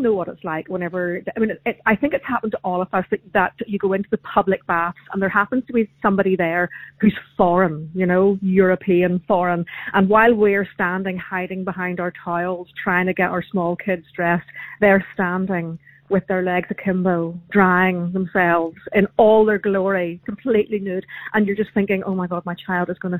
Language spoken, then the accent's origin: English; Portrush, Northern Ireland, United Kingdom; I'm from Port Rush.